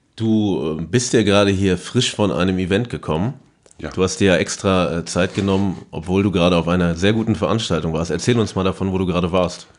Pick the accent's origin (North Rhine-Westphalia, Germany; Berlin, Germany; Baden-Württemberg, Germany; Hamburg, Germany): North Rhine-Westphalia, Germany; Paderborn; bei uns in Paderborn